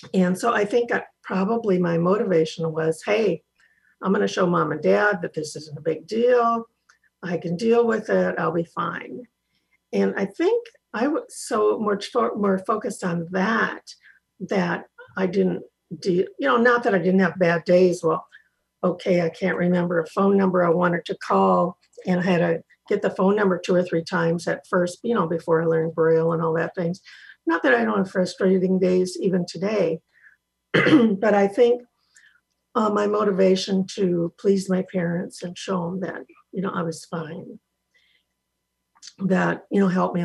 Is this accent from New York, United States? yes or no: no; Iowa, United States; I grew up in Iowa, got back to Iowa